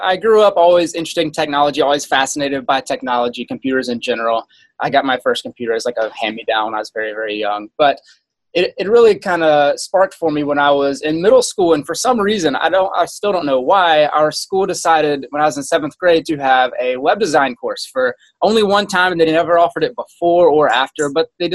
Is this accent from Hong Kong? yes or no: no; South Carolina, United States; moved away as an adult; I grew up in South Carolina, lived there for my entire life, went to school there, got my first job there